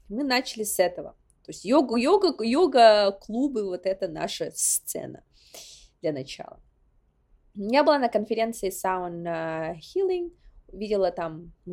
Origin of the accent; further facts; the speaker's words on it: Sakha Republic, Russia; потому что я из Якутии, потому что я из а, села Ускюля, это вот заслуга моих предков.